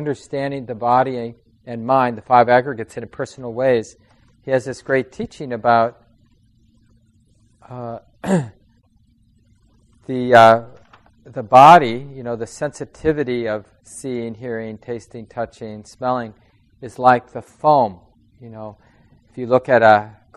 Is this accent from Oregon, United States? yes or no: no; Minneapolis, Minnesota, United States; I grew up in Minneapolis. I was born in St. Mary's Hospital